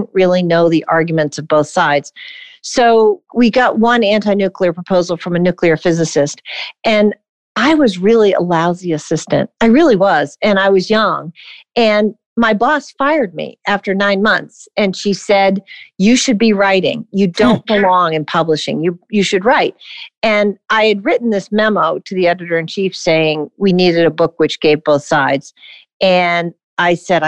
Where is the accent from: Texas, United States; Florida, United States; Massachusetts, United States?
Massachusetts, United States; Boston; moved away as an adult; also born or lived in New York City / North Adams, Massachusetts; I grew up in Boston and the eastern part of the Massachusetts